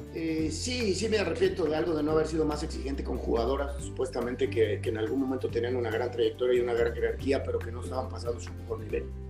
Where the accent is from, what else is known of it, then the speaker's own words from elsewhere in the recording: Mexico; como mexicanas